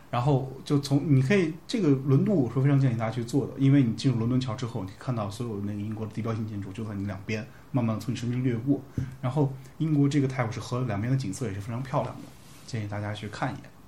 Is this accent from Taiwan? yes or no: no; China; 我们中国人